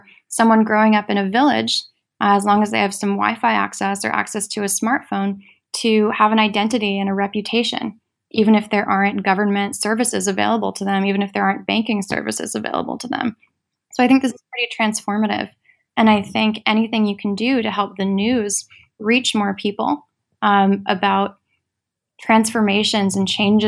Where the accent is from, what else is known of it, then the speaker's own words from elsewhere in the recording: Washington, District of Columbia, United States; moved away as an adult; now in New York, United States; I grew up in Washington, D.C. And then I moved to New York for college